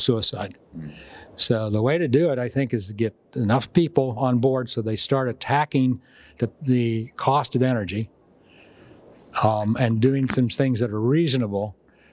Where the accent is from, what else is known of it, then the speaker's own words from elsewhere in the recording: Texas, United States; I'm from Texas